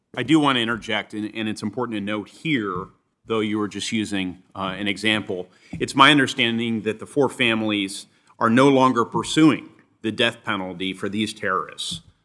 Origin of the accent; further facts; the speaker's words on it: Indianapolis, Indiana, United States; my hometown newspaper, The Indianapolis